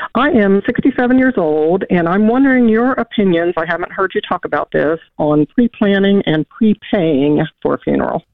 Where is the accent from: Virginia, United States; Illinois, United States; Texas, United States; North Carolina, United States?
Illinois, United States; Southern; I grew up in Southern Illinois